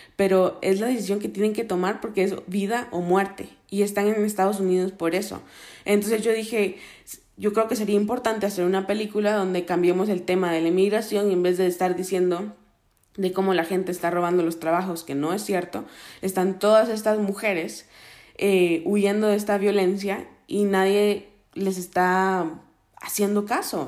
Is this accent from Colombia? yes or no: no; Guatemala; moved away; also born or lived in Miami, Florida; crecí en Guatemala